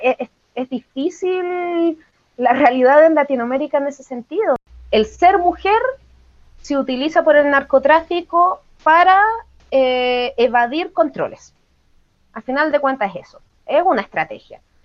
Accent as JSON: {"language": "Spanish", "region": "Valparaíso", "country": "Chile", "said": "en mi caso que soy chilena"}